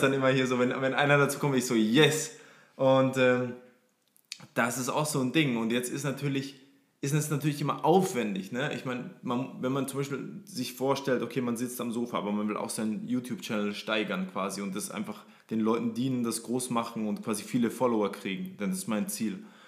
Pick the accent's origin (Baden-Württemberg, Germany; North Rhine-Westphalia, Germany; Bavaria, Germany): Bavaria, Germany; Forchheim, Upper Franconia; ich komme aus Freuchheim in Oberfranken, kleines 40.000 40.000 Leute Städtchen.